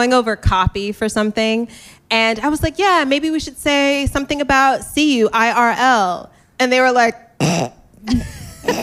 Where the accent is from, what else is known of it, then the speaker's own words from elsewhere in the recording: suburbs of Atlanta, Georgia, United States; moved away; I grew up partially in the suburbs of Atlanta